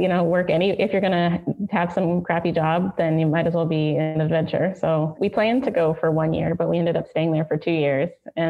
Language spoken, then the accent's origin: English; South Florida, United States; moved away as an adult; also born or lived in northern Nigeria / Baltimore; I'm from South Florida, and my father is from Ghana, and he came to the U.S. after he met my mother.